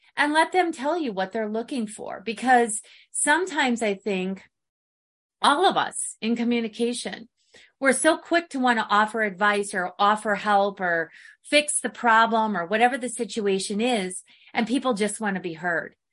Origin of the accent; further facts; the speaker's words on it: Midwest, United States; now in Arizona, United States; growing up in the Midwest